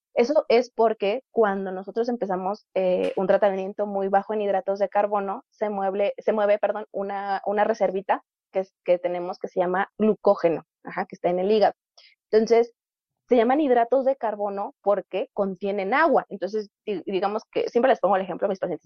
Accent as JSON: {"language": "Spanish", "country": "Mexico", "said": "como población mexicana somos"}